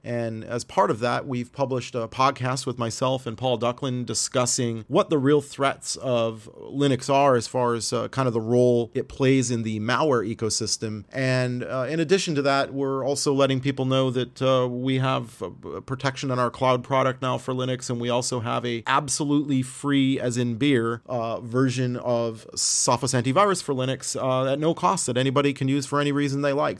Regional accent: Canada; as a Canadian

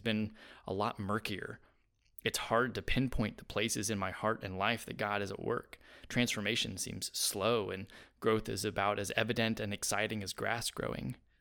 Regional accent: United States; being an American

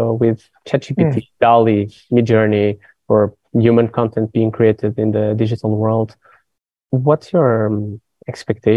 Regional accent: Portugal; I'm from Portugal

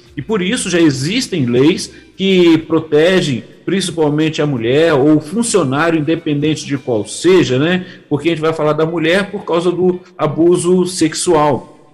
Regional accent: Barra Mansa, Rio de Janeiro, Brazil; accent: fluminense; eu sou do, do é, é um município, né, a cidade do estado do Rio de Janeiro, Barra Mansa, e no entanto o sotaque é totalmente diferente do carioca

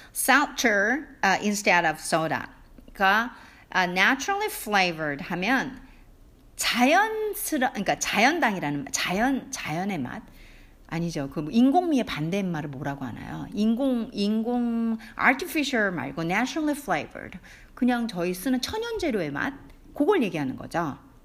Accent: South Korea; first language Korean; 한국 사람으로 태어나서 한국말이 모국어인데

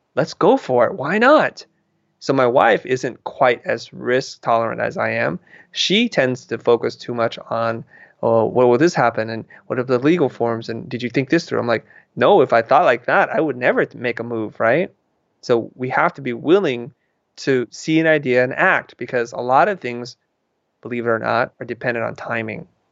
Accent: San Jose, California, United States; moved away as an adult; now in Los Angeles, United States; I live in Los Angeles, which is a couple hundred miles away from where I grew up in San Jose

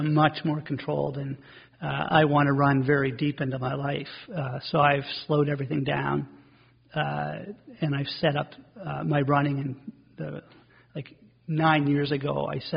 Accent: Dartmouth, Nova Scotia, Canada; also born or lived in Cole Harbour; I grew up in Dartmouth

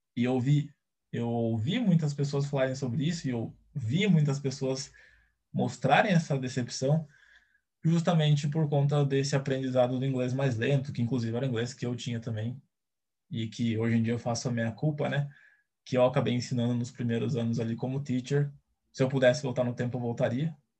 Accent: Brazil; Eu nunca fui nem para o Paraguai, então eu nunca saí do Brasil de jeito nenhum

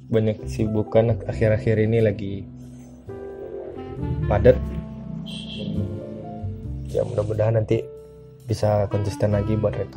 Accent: Sungai Geringging, West Sumatra, Indonesia; saya tuh kampung kecilnya tuh di Sungai Geringging nama kecamatannya itu di salah satu kecamatan yang ada di Kabupaten Padang Pariaman eh, Sumatera Barat

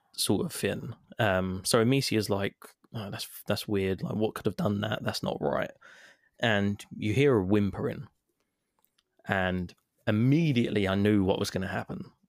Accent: London, United Kingdom; I'm I'm English, so I'm like a London version of David Attenborough

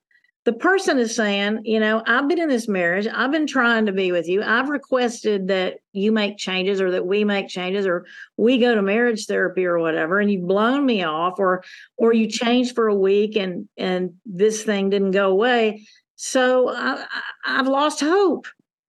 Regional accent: the South, United States; You know, I grew up in Southern United States

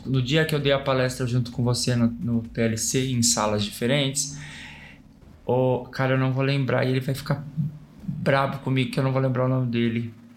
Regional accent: São Paulo, Brazil; also born or lived in Campinas; eu nasci em Campinas e eu fui pra São Paulo muito pequenininho. Fui pra São Paulo com cinco anos de idade.

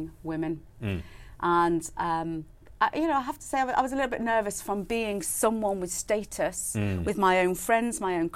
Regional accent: Chester, North West England, United Kingdom; I grew up in Chester, which was a garrison town at the time.

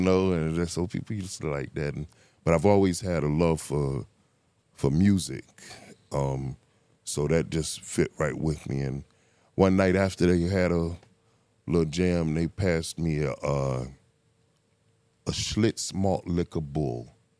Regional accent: Miami, Florida, United States; I grew up in Miami

